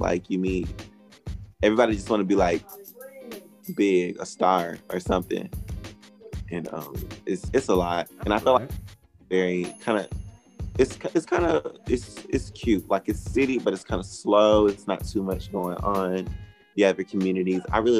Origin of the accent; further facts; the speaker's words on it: Anderson, South Carolina, United States; I'm from Anderson, South Carolina. Really small.